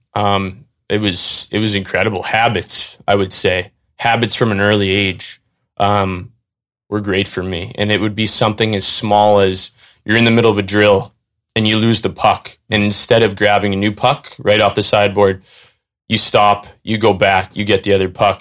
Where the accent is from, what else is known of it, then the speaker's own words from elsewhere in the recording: North Andover, Massachusetts, United States; I went over to Brooks School um, which is about a mile from my house in North Andover, Mass, where I grew up